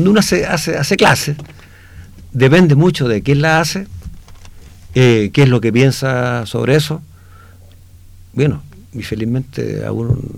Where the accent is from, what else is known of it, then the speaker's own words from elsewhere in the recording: Inca de Oro, Atacama, Chile; also born or lived in Copiapó; yo nací en Inca de Oro.